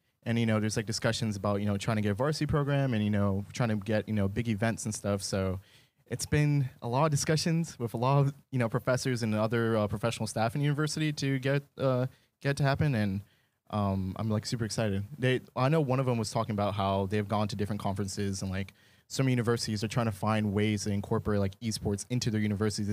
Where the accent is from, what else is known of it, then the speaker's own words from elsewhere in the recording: Jacksonville, Florida, United States; Jacksonville, Florida